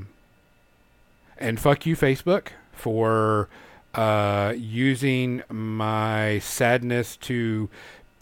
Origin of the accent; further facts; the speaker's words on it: Louisiana, United States; now in Arkansas, United States; It hasn't gotten super, super bad here in Arkansas, but I'm from Louisiana